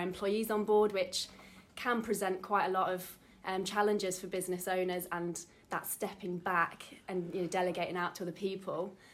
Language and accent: English; Derby, East Midlands, United Kingdom; moved away as an adult; I'm originally from Derby, moved back um, after 10 years away